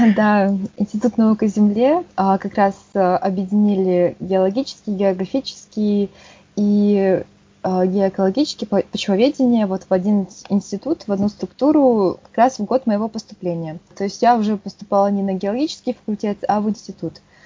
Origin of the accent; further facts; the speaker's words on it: Yakutsk, Sakha Republic, Russia; Я из Якутска, столица Республики Саха. Там родилась, всю жизнь прожила